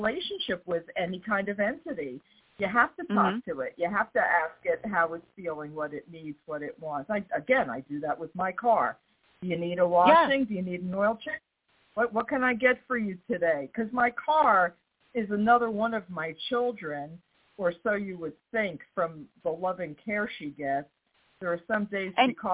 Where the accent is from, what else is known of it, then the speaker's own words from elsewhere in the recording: New York, United States; now in the South, United States; I'm from New York. I live in the South.